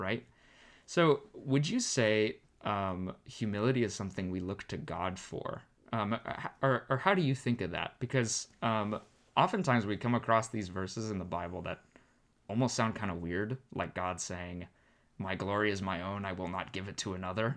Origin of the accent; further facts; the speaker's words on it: Arizona, United States; moved away as an adult; also born or lived in California; I'm born and raised in Arizona